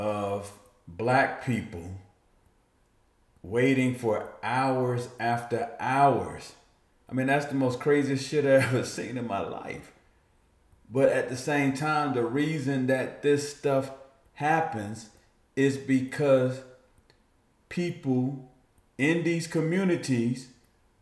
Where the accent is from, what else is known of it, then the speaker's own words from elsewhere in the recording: East Orange, New Jersey, United States; moved away; also born or lived in North Carolina; being from New Jersey, this is what I grew up with.